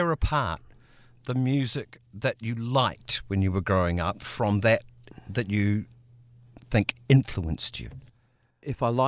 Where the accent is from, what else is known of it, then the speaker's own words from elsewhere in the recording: Canberra, Australian Capital Territory, Australia; moved away as an adult; also born or lived in England / Sydney; I was born in 1954, the son of poor English parents. We migrated